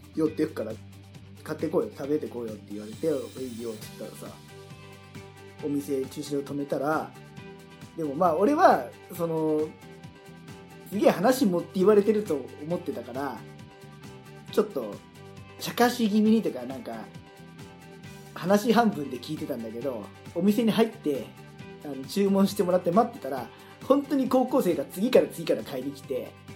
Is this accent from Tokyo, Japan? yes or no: no; Kanagawa, Japan; 俺神奈川生まれだから